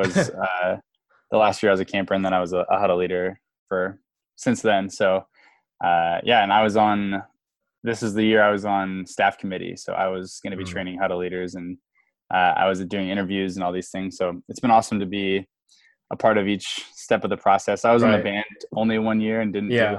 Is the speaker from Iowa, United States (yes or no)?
yes; Davenport, Iowa, United States; I'm from Davenport, and my home church that I grew up